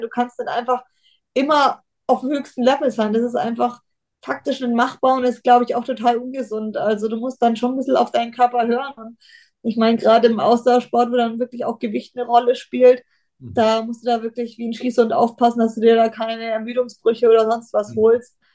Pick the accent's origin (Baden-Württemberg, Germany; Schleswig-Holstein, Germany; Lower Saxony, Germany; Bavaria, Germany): Bavaria, Germany; Bayreuth; ich komme aus Bayreuth